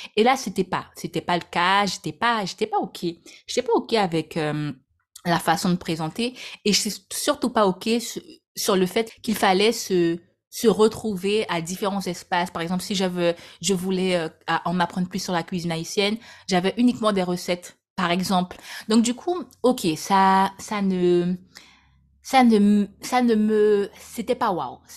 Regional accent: French Guiana; Je suis née en Guyane, département très cher à mon cœur.

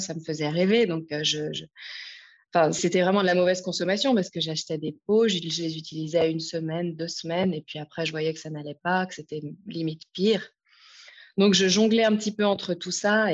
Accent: France; moved away as an adult; now in Lausanne, Switzerland; je suis française à la base et je vis à Lausanne depuis maintenant 15 ans

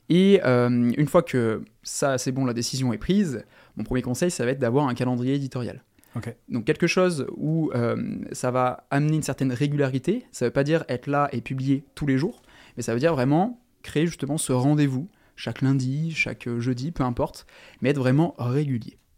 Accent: Toulon, Provence-Alpes-Côte d'Azur, France; j'ai 27 ans et euh, je viens de Toulon, dans le sud.

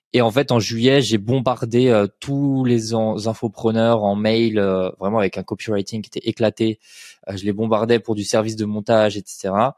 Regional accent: Colmar, Grand Est, France; je viens de Colmar en Alsace

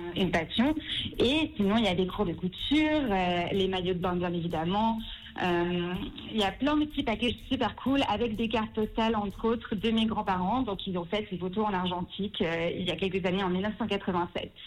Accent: Lausanne, Vaud, Switzerland; also born or lived in Paris; j'ai 25 ans, je viens de Lausanne

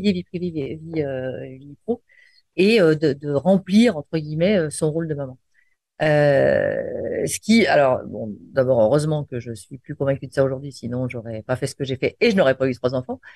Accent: Lyon, Auvergne-Rhône-Alpes, France; je suis lyonnaise et fière de l'être

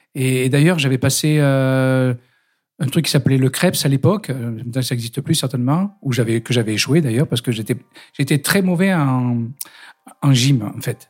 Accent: Saint-Denis, Île-de-France, France; moved away; je suis né à Saint-Denis

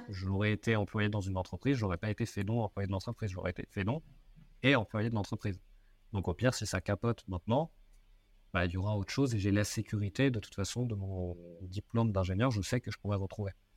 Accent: Seine-et-Marne, Île-de-France, France; j'ai grandi en Seine-et-Marne

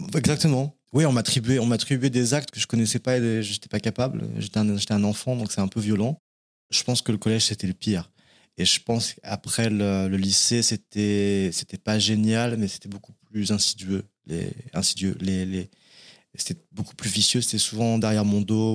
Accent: Cognac, Nouvelle-Aquitaine, France; moved away as an adult; also born or lived in Paris; Je suis né en Charente. Je suis un Charentais de Cognac, la ville du Cognac. Et euh, j'ai fait ma scolarité là-bas jusqu'à 18 ans

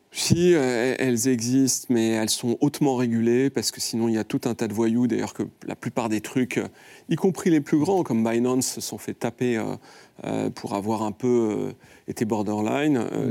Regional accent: France; en tant que Français

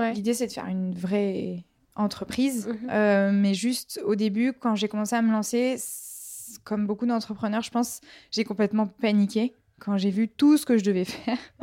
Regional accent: Marseille, Provence-Alpes-Côte d'Azur, France; moi je viens de Marseille

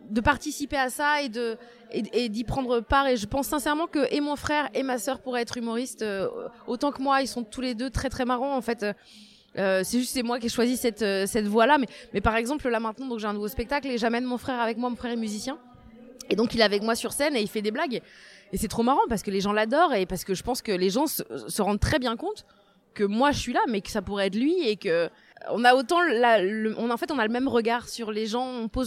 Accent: Saint-Brieuc, Brittany, France; moved away as an adult; also born or lived in Tréguier; née en Bretagne, je suis née à Saint-Brieuc, dans les Côtes d'Armor. et ce qui est rigolo, c'est que maintenant j'y revis depuis un, presque un an, un peu moins d'un an.

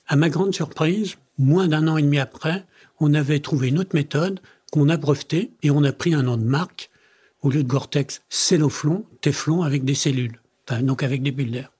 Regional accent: France; also born or lived in Italy; je suis né en Italie, mes parents m'ont amené en France quand j'avais 7 ans, donc j'ai fait toutes mes études en France

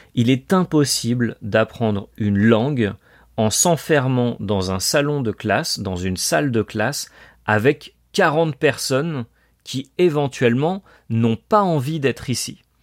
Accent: France; moved away as an adult; also born or lived in Colombia; yo soy francés, je suis français

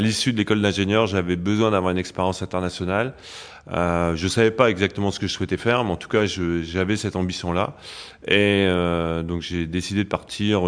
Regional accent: Picardy, Hauts-de-France, France; moved away as an adult; also born or lived in Metz; je ne suis pas Lorrain, non, non, je suis Picard d'origine.

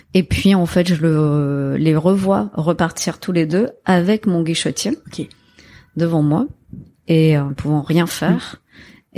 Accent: Marseille, Provence-Alpes-Côte d'Azur, France; j'ai grandi à Marseille. Je suis née à Marseille, 100% marseillaise.

